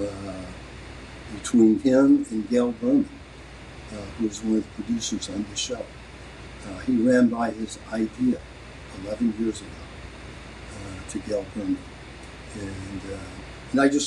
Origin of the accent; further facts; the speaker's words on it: Memphis, Tennessee, United States; also born or lived in Bel Air / Culver City; now in Hollywood, United States; growing up in Memphis, and I say I physically live in Hollywood, but my soul's in Beale Street in Memphis